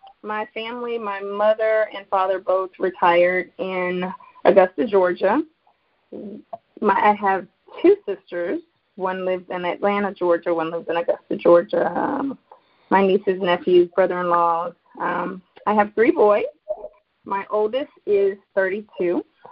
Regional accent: Germany; also born or lived in Charlotte, North Carolina, United States; I am originally from Charlotte, North Carolina. My father was in the military, in the Army, so I grew up overseas, mainly in Germany.

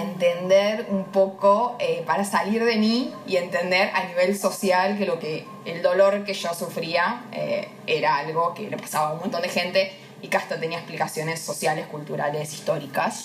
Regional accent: Avellaneda, Buenos Aires Province, Argentina; me reivindico como muy de Avellaneda

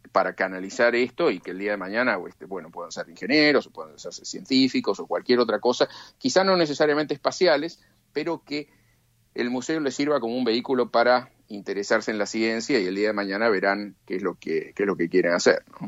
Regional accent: Argentina; moved away; de chico en la Argentina

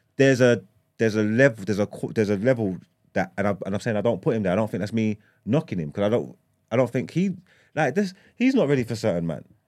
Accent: London, United Kingdom; I grew up in East London

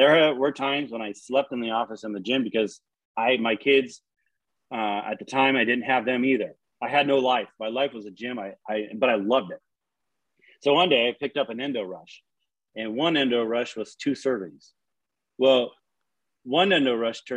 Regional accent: Washington, United States; moved away as an adult; now in Texas, United States; I'm from Washington.

